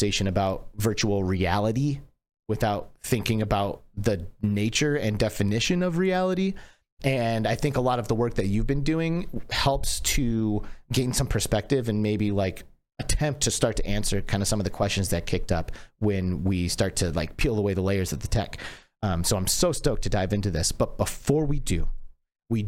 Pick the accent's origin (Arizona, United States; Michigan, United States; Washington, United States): Michigan, United States; I grew up in Michigan.